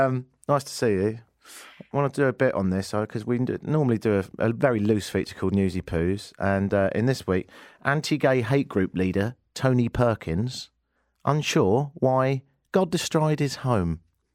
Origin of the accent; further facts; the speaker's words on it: Spain; So I'm from Spain, I go to London, and then I'm going to a wedding in Italy